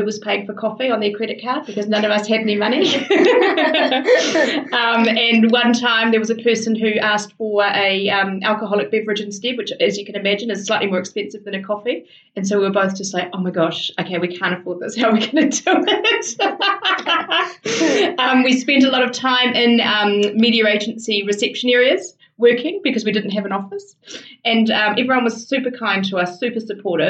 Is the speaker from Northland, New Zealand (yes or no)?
yes; Kaitaia, Northland, New Zealand; I grew up in the far north of New Zealand in a town called Kaitaia